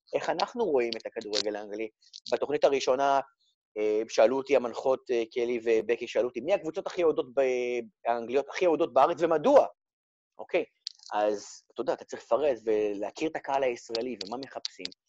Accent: Rehovot, Central District, Israel; moved away as an adult; now in England, United Kingdom; אני גדלתי ברחובות, בביתי ברחובות

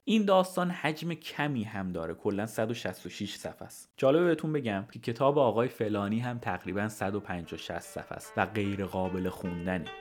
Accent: Iran; moved away as an adult; also born or lived in England; now in United Kingdom; وقتی از ایران اومدم بیرون اینجا توی انگلیس

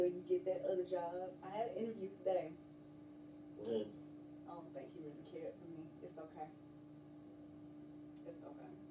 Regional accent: Stone Mountain, Georgia, United States; Originally from right here in Atlanta, Georgia, born and raised in Stone Mountain.

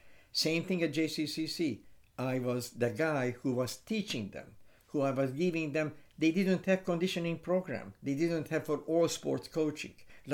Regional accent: Hungary; English is a second language; So when we were in Kansas, when we arrived and we had an accent, they said, oh, very nice accent. Where are you from? We are from Europe, from Hungary.

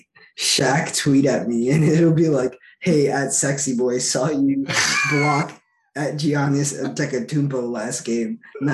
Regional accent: New York City, New York, United States; I'm in my hometown, playing for my hometown team.

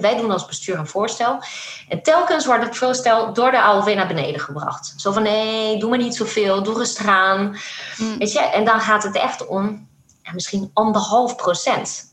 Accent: France; moved away; ik kwam uit Frankrijk

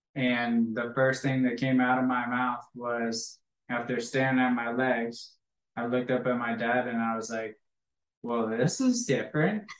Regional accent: Green Bay, Wisconsin, United States; I grew up in Green Bay, Wisconsin, home of the Packers and the Cheeseheads

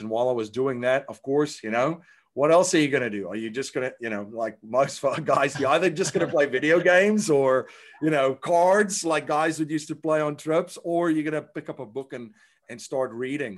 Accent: South Africa; I grew up in South Africa

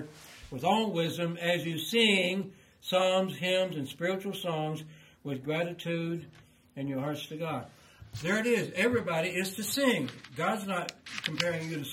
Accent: Kiamichi Mountains, southeast Oklahoma, United States; now in Tennessee, United States; I grew up in the Kamishi Mountains.

